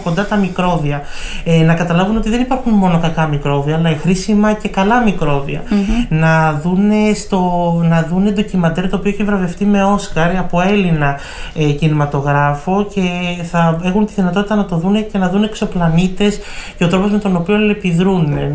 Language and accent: Greek; Ioannina, Epirus, Greece; Εμένα η καταγωγή μου είναι από τα Γιάννενα